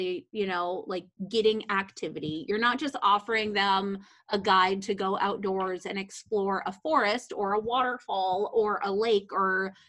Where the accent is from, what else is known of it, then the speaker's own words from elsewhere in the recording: Montana, United States; moved away; I grew up in Montana.